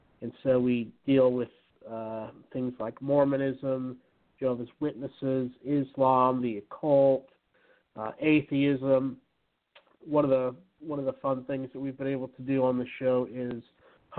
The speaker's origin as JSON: {"language": "English", "region": "Utah", "country": "United States", "tie": "born or raised there", "said": "I was brought up in Utah"}